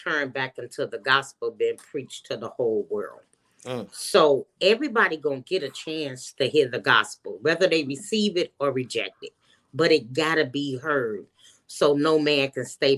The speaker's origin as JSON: {"language": "English", "town": "Chicago", "region": "Illinois", "country": "United States", "also_born_or_lived": "Minnesota", "moved": "yes", "lives_now": "Georgia, United States", "said": "I'm originally from Chicago"}